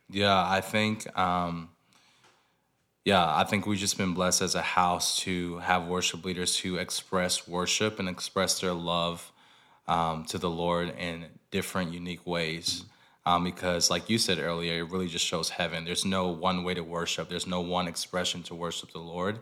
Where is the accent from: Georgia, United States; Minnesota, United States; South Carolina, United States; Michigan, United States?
Georgia, United States; Lawrenceville; moved away; also born or lived in Nashville; I'm from Lawrenceville, Georgia, which is thirty minutes, uh, north of Atlanta.